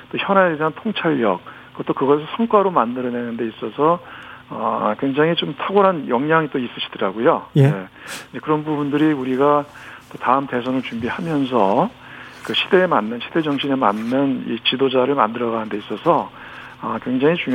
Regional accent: Gyeonggi Province, South Korea; 저도 경기도 출신 의원이다 보니까.

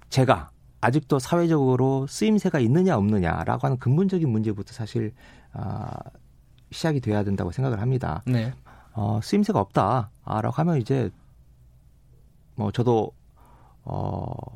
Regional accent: Gunsan, North Jeolla, South Korea; moved away; 제 고향이고

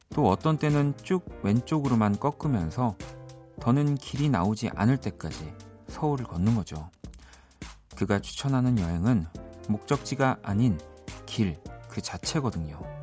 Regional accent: South Korea; 대한민국 사람으로서는

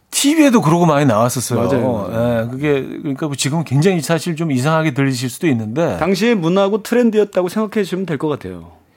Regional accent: Seoul, South Korea; 오리지널 마포죠. 예. 마포구 홍보대사예요.

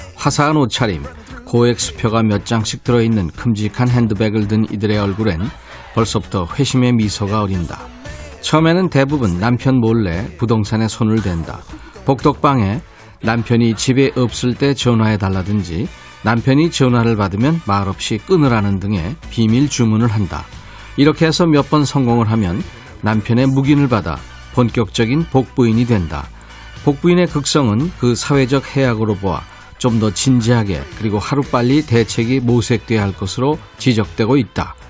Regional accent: Suncheon, South Jeolla, South Korea; 제 고향

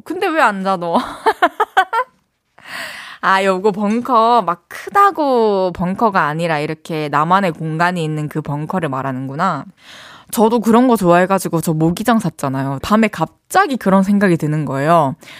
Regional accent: South Korea; accent: satoori (regional dialect)

